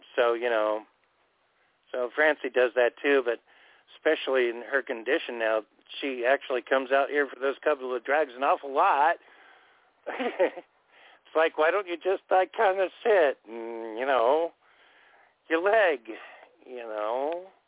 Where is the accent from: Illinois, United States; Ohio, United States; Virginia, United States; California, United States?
California, United States; Orange County; moved away as an adult; also born or lived in Anaheim; I grew up in Orange County all of my life before I moved up here in 95